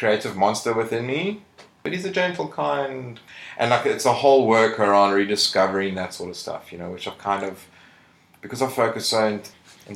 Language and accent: English; Johannesburg, Gauteng, South Africa; also born or lived in Cape Town; I grew up in Joburg